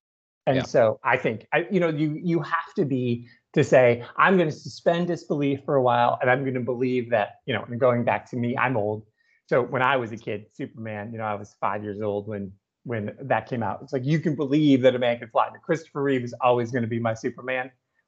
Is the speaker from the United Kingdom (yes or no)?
yes; England, United Kingdom; because we're both English, we're both teachers